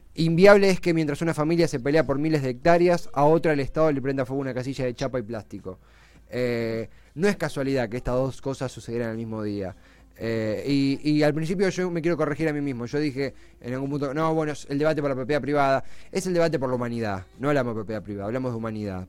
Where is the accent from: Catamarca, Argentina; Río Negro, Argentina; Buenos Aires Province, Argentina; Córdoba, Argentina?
Buenos Aires Province, Argentina; Hablo como bonaerense también, más allá de, todo. Eh, vivo en Buenos Aires